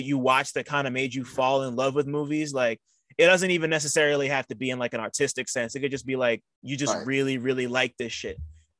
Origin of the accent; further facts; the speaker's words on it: Montclair, New Jersey, United States; I'm from Montclair.